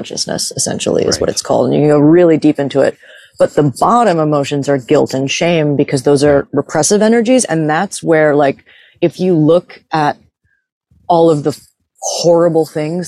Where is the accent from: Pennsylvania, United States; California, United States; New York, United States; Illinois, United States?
New York, United States; moved away; I grew up partially in New York